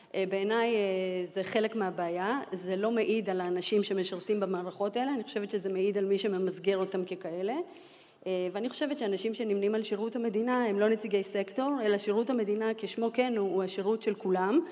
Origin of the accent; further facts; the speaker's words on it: Holon, Tel Aviv District, Israel; also born or lived in Latvia; עליתי אה, מברית המועצות, זאת אומרת מלטביה, אה, כילדה, אה, אני בת למשפחה אירוויזיוניסטית, משפחה של אסירי ציון, גדלתי בחולון